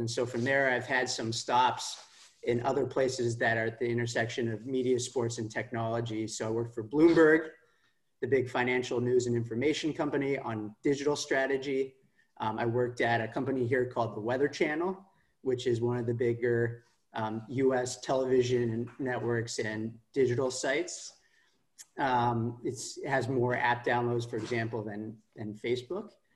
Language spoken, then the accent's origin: English; Palo Alto, California, United States; I'm from Palo Alto, uh, which is sort of the heart of Silicon Valley